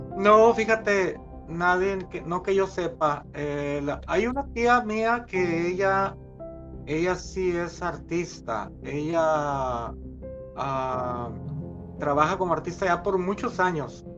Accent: Torreón, Coahuila, Mexico; soy mexicano, nací en una ciudad que se llama Torreón, Coahuila, en México

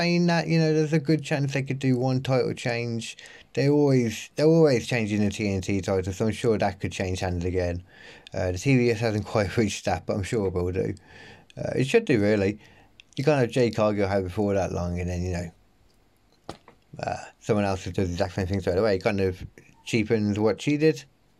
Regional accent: United Kingdom; as a British wrestling fan, I've got kind of bored of AEW

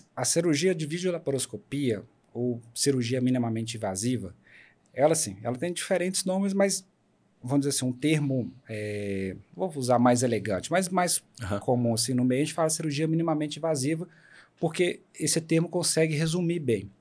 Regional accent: Paracatu, Minas Gerais, Brazil; also born or lived in Belo Horizonte; now in Unaí, Brazil; Eu sou de Minas. mas eu até os meus 18 anos eu morei em Paracatu e aí depois eu saí para estudar em Belo Horizonte.

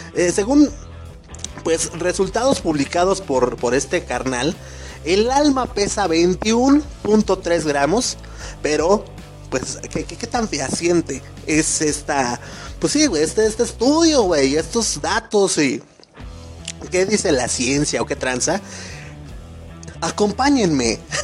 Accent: Mexico; como buen mexicano

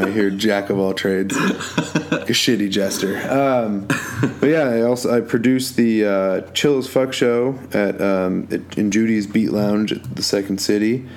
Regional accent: Boulder, Colorado, United States; moved away as an adult; now in Chicago, United States; I'm from Colorado originally, Boulder, Colorado. Moved to Chicago about a year and a half ago

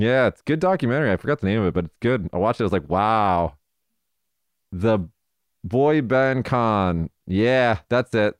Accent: Nevada, United States; my home state of, of Nevada

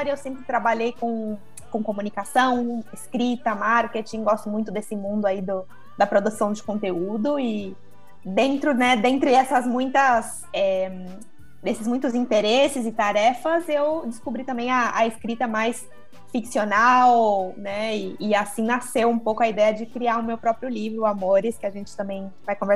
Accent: São Paulo, Brazil; also born or lived in Bauru; sou de São Paulo, nasci na, na capital, mas vivi em várias cidades, cresci no, no litoral, depois me mudei para Bauru para fazer a faculdade

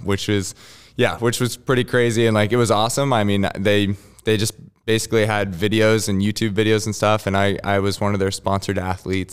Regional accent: West Virginia, United States; I grew up in West Virginia

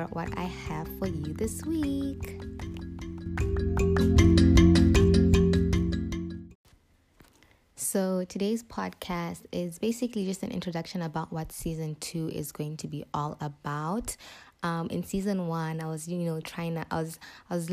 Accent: Botswana; moved away as an adult; now in Zambia; I was born and raised in Botswana for 18 years.

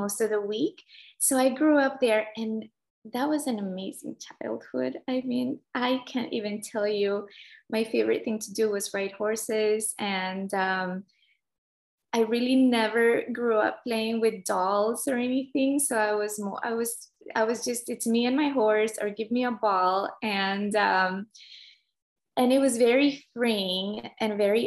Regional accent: Nicaragua; moved away; I grew up in Central America in Nicaragua.

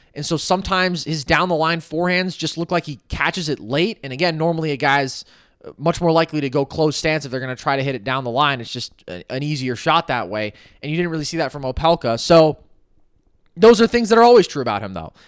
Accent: United States; as an American

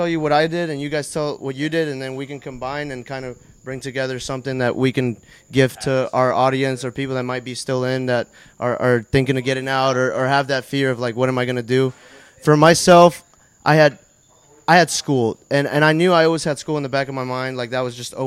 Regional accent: Tampa, Florida, United States; I'm from Tampa

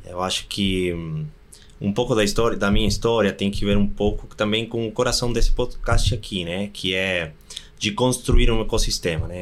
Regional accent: Argentina; Portuguese is a second language; moved away as an adult; now in Brazil; sou argentino com certeza

